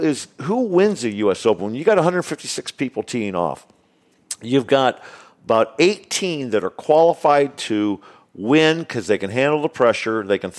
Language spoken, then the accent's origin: English; California, United States; going into the U.S. Open at Torrey Pines, being a Californian for 34 years, I probably played Torrey Pines 30 times easily.